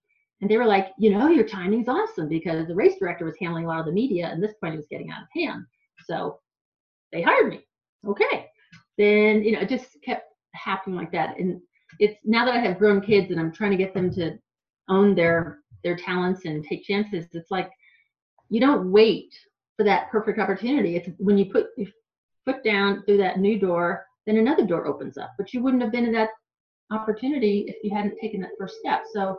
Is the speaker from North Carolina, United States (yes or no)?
no; New Hampshire, United States; When people would find out I was from the East Coast or New Hampshire, they would say, why don't you talk like that? You talk like you're from here.